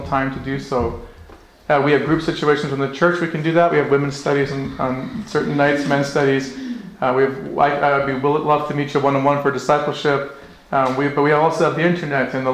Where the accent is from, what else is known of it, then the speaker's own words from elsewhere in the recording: Northwest Territories, Canada; now in Okotoks, Canada; I grew up in the Northwest Territories. My family's from Scotland